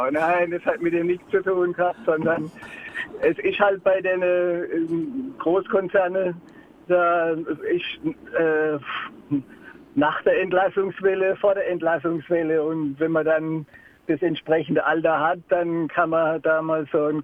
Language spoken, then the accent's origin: German; Karlsruhe, Baden-Württemberg, Germany; Ich bin gebürtiger Karlsruher und lebe seit 20 Jahren im wunderschönen Dachslande